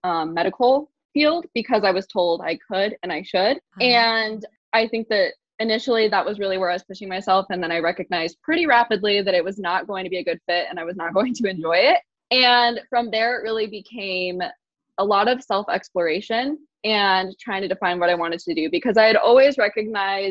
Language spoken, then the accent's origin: English; Boise, Idaho, United States; I'm in Boise. I grew up here